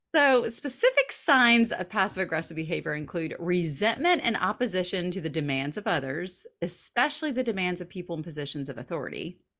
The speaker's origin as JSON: {"language": "English", "region": "the South", "country": "United States", "moved": "as an adult", "said": "We're both Southern. We're both from the South"}